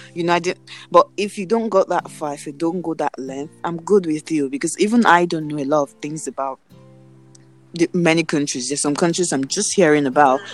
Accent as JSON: {"language": "English", "country": "Nigeria", "moved": "yes", "said": "where are you from? And I'm like, Nigeria."}